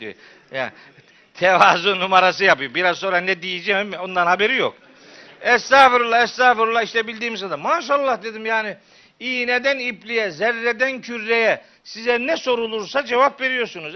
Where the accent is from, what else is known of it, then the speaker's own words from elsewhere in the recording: Çaykara, Trabzon, Turkey; moved away; also born or lived in Of; ben Çaykaralıyım